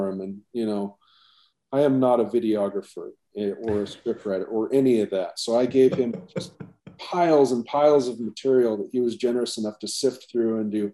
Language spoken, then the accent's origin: English; Alaska, United States; moved away as an adult; also born or lived in Seattle / Hawaii; born and raised in Alaska.